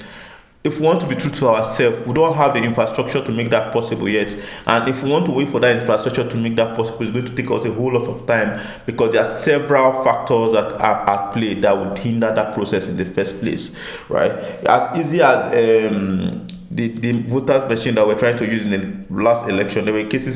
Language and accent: English; Nigeria; as the Nigerian people